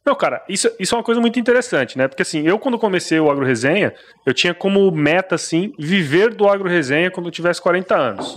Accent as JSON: {"language": "Portuguese", "town": "Cuiabá", "region": "Mato Grosso", "country": "Brazil", "said": "eu sou mato crossense, né, cara? Eu sou cuiabano mesmo"}